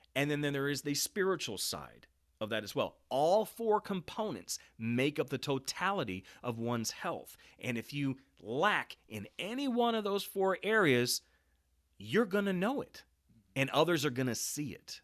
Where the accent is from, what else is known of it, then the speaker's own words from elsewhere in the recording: Kansas City, Missouri, United States; also born or lived in Saint Louis, Missouri / Lake of the Ozarks, Missouri; We moved to the Kansas City area, and I spent most of my years in various parts of Kansas City. And so my middle school, high school years were all here in Kansas City